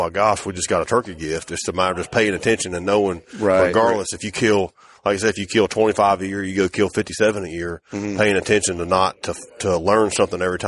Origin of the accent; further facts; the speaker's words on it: the South, United States; we're from the South growing up